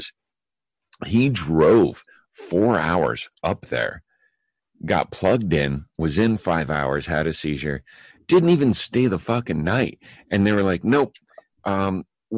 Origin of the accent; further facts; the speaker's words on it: Colorado, United States; Being a Colorado boy